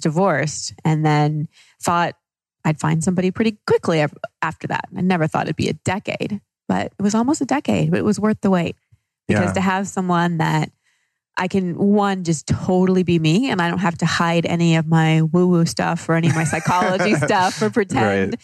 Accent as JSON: {"language": "English", "town": "Dallas", "region": "Texas", "country": "United States", "tie": "born or raised there", "also_born_or_lived": "Los Angeles", "moved": "as an adult", "said": "I grew up in Dallas"}